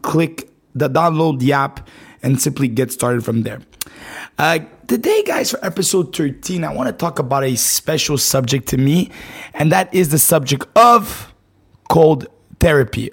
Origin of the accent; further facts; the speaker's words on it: Montreal, Quebec, Canada; I'm from Canada, right? Montreal, Canada